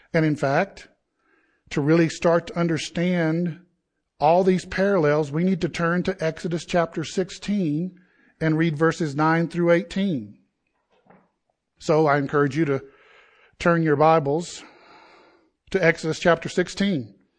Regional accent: Southeast, United States; I grew up in the Southeast where college football is equivalent to worshiping God

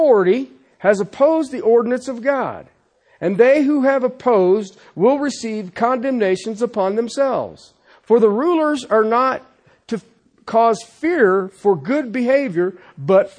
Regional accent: United States; I'm an American. I'm thankful to be an American

